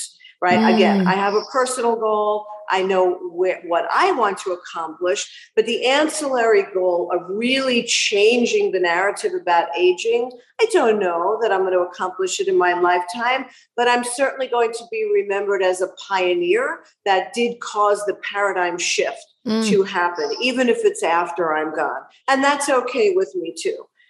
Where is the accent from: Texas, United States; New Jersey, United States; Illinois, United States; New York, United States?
New York, United States; also born or lived in Aventura, Florida; now in Miami, United States; I do still identify as a New Yorker